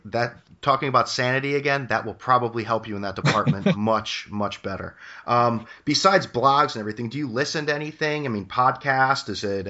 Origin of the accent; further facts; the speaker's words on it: New Haven, Connecticut, United States; from New Haven, and I call and antagonize Mike all